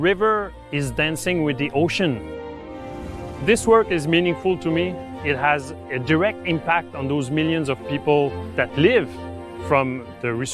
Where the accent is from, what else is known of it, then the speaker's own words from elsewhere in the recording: Jonquière, Quebec, Canada; I'm from Quebec, Canada, from a city called Jonquière.